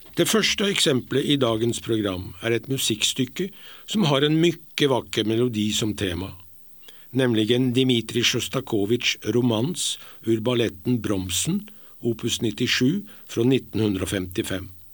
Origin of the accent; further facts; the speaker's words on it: Norway; moved away; er jeg nordmann.